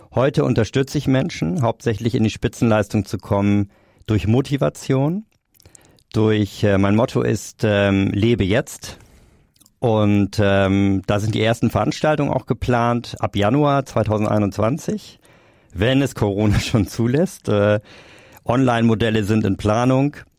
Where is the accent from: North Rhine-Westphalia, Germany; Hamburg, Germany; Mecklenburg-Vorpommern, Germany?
Hamburg, Germany; Ich komme aus Hamburg